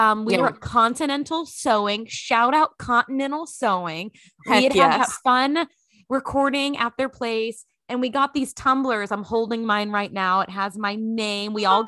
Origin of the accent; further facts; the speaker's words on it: Texas, United States; I am back in my home state of Texas. I'm living in Dallas near my parents.